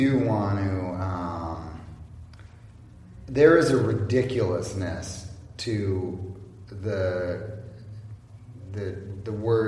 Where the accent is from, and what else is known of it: California 4th District, United States; born or raised there